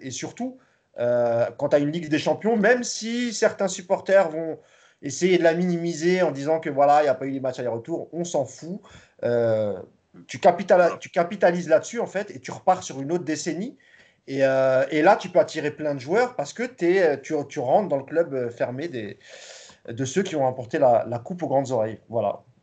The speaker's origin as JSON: {"language": "French", "country": "France", "said": "nous sommes français"}